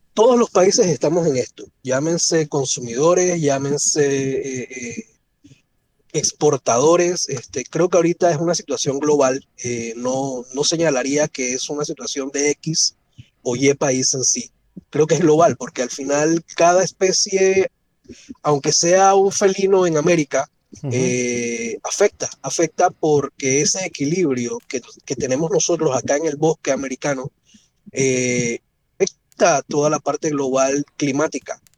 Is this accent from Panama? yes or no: yes; Panama; crecí rodeado de naturaleza en Panamá